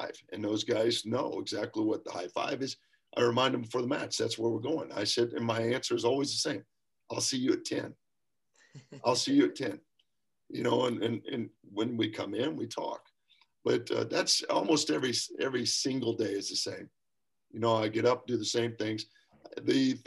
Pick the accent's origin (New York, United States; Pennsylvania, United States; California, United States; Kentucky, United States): Kentucky, United States; Lexington; moved away; I'm from Kentucky. You know, I'm born and raised in Lexington.